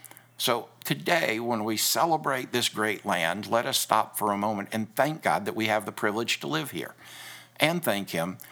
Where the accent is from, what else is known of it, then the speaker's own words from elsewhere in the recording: United States; As an American, this is a day when me and millions of others celebrate national freedom.